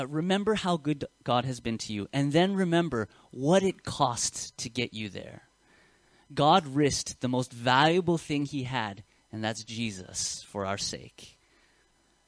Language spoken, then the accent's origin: English; United States; accent: American; now in Australia; you can hear my accent. It's very Western. It's very American. I was born in America